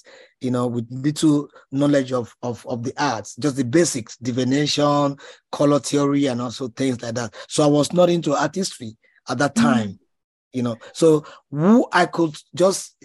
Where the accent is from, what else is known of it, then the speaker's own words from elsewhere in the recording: Ejigbo, Lagos, Nigeria; I was born in 1968 in Ejibo, one of the kind of a suburb of Lagos as a state. So I was brought up here